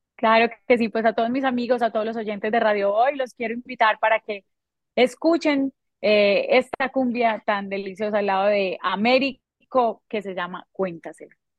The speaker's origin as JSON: {"language": "Spanish", "country": "Colombia", "said": "no solamente en mi país, aquí en Colombia"}